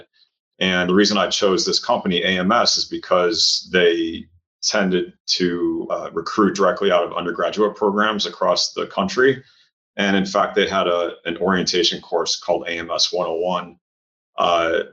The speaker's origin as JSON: {"language": "English", "town": "Cleveland", "region": "Ohio", "country": "United States", "tie": "born or raised there", "also_born_or_lived": "St. Louis, Missouri", "moved": "yes", "said": "I grew up in Cleveland, Ohio. That's my hometown"}